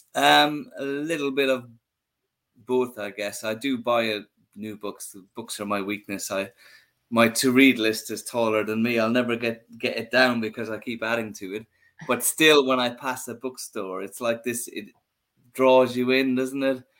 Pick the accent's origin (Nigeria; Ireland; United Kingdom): Ireland; when I was a young boy growing up in Ireland